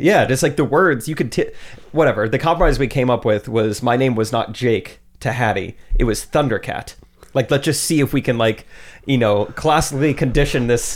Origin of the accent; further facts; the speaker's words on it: Strafford, Missouri, United States; also born or lived in Springfield, Missouri; I grew up in Stratford.